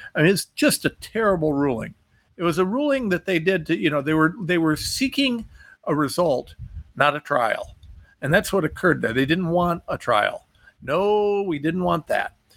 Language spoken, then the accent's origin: English; United States; I'm American